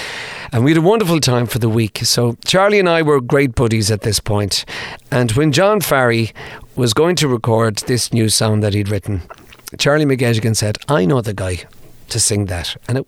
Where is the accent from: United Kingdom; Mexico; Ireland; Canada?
Ireland; Crossmolina, Connacht; I was born in Crossmolina, County Mayo, on the banks of Loch Conn